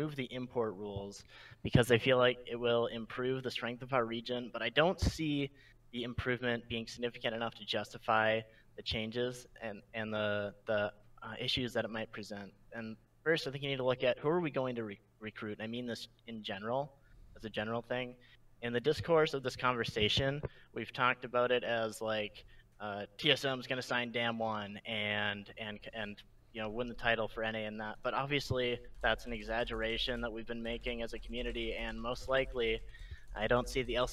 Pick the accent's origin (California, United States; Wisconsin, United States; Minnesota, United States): Minnesota, United States; St. Cloud; I'm from St. Cloud, Minnesota